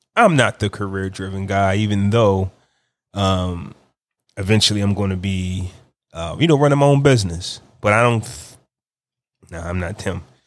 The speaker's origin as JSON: {"language": "English", "region": "New Jersey", "country": "United States", "tie": "born or raised there", "said": "New Jersey, my hometown, my home state"}